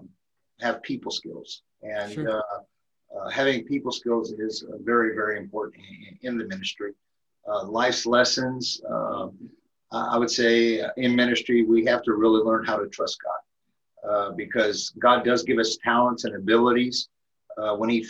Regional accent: Elkhart, Indiana, United States; moved away as an adult; now in Minnesota, United States; I'm originally from Elkhart, Indiana. I'm actually a transplant into the state of Minnesota

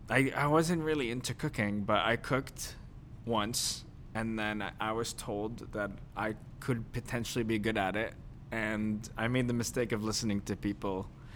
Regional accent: New Jersey, United States; I'm Jersey.

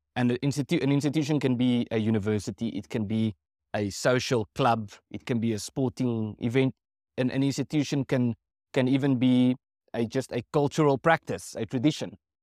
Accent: South Africa

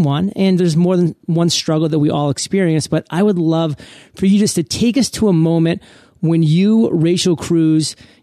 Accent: Maine, United States; I come from Maine

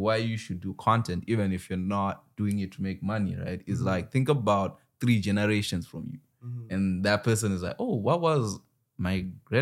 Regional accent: Zimbabwe; moved away; I'm from Zimbabwe.

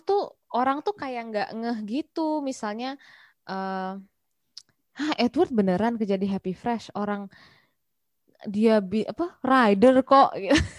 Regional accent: Malang, East Java, Indonesia; now in Malaysia; gue lahir di Malang

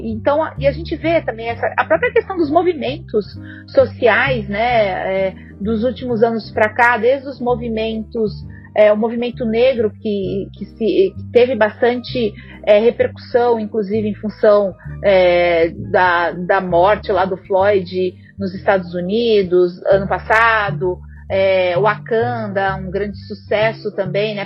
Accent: South Region, Brazil; moved away as an adult; now in São Paulo, Brazil; eu sou paulista, mas eu acabei crescendo, né? Minha família se mudou para lá, para o sul, quando eu era ainda criança.

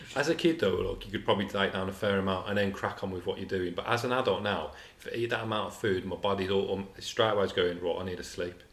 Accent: England, United Kingdom; we're English

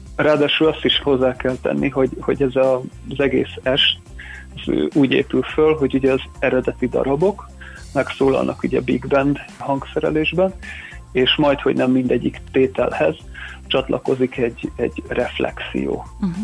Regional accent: Érd, Pest, Hungary; moved away as an adult; now in Budapest, Hungary; érdem, Sándor utcában nőttem föl, ide jártam ugye iskolába, gimnáziumba is, ott érettségiztem

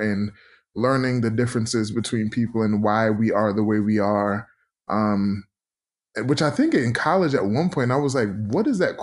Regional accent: New York City, New York, United States; also born or lived in Philadelphia; I grew up in Brooklyn, New York.

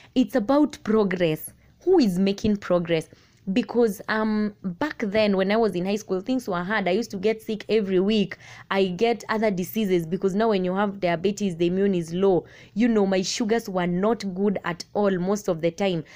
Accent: Machakos County, Kenya; I am from Machakos County

